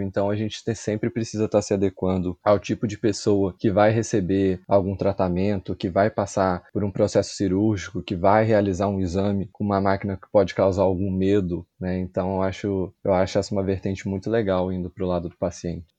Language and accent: Portuguese; Barra Mansa, Rio de Janeiro, Brazil; Sou natural de uma cidade no interior do Rio, Barra Mansa.